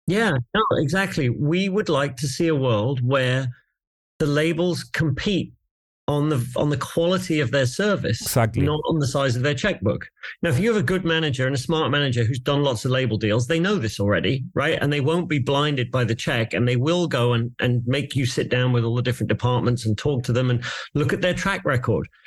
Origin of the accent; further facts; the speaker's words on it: England, United Kingdom; I'm English